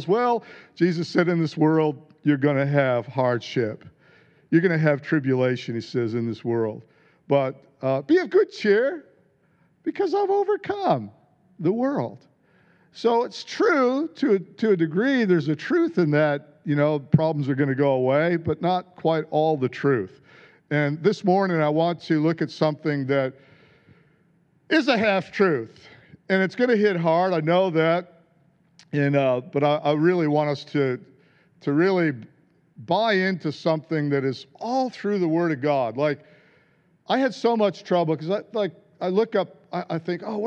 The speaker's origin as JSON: {"language": "English", "country": "United States", "moved": "yes", "said": "being American"}